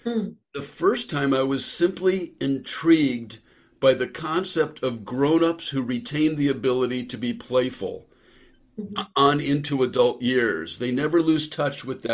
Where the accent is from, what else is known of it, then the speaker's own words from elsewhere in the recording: San Francisco Bay Area, California, United States; where I grew up in the San Francisco Bay Area